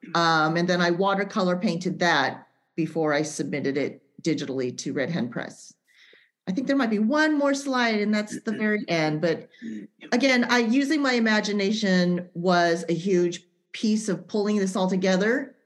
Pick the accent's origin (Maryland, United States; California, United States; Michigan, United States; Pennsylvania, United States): California, United States; Central Valley; we're both from the Central Valley and that we're both um, Japanese American